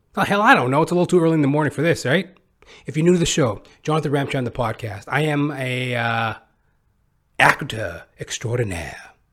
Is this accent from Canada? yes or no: yes; Canada; being Canadian